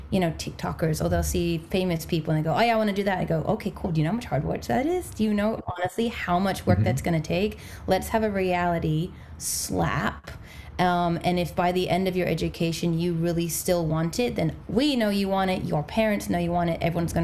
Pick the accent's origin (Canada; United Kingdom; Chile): United Kingdom; England; now in Los Angeles, United States; I came over, I'm originally from England, though I know there's no accent, and then I came over from England, popped myself over here